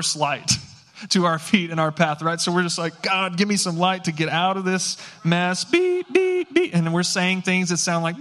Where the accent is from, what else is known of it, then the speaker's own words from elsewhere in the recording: San Angelo, Texas, United States; now in Fort Worth, United States; I grew up in West Texas, okay, out in San Angelo, Texas